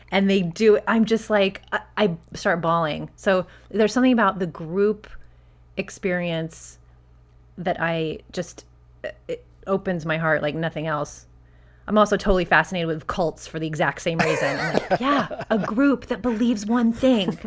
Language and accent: English; Albuquerque, New Mexico, United States; moved away; I'm originally from Albuquerque, New Mexico